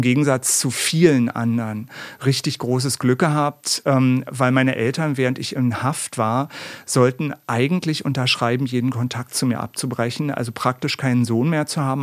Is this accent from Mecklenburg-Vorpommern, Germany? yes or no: no; Berlin, Germany; in meiner Heimatstadt in Berlin